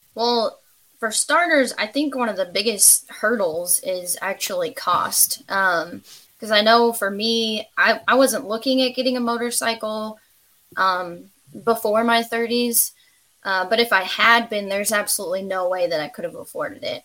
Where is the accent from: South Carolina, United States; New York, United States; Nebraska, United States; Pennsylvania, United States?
Nebraska, United States; moved away as an adult; now in Kentucky, United States; I am originally from Nebraska. Just moved to Kentucky two years.